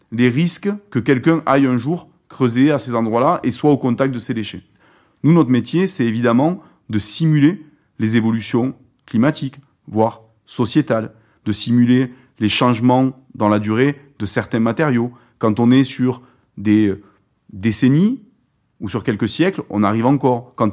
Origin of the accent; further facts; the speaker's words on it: France; En l'occurrence, chez nous en France, pour nos centres de stockage, c'est l'argile.